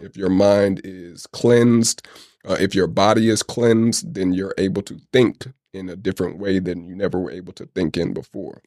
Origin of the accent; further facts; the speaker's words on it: United States; also born or lived in Oakland / Atlanta; I never grew up in the Caribbean. I grew up in the States